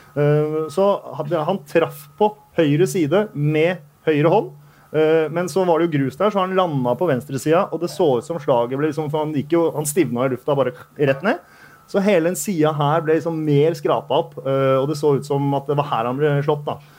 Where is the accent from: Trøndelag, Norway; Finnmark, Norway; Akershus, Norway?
Akershus, Norway; Bærum; jeg er fra Bærum